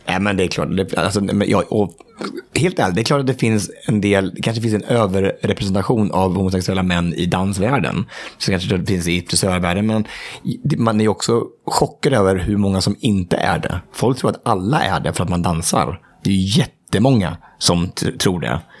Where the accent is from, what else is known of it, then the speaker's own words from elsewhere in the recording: Hallsberg, Örebro County, Sweden; moved away; hemma i Hallsberg, där jag kommer ifrån